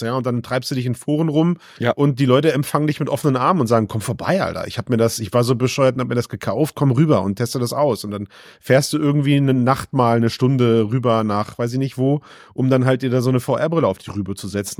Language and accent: German; Düsseldorf area, North Rhine-Westphalia, Germany; ich komm aus dem Düsseldorfer Raum